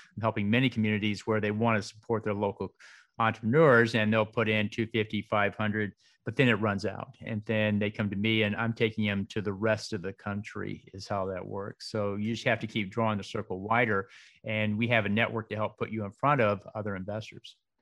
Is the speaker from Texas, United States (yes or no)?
yes; Dallas, Texas, United States; also born or lived in Waco; now in Austin, United States; I was raised in Dallas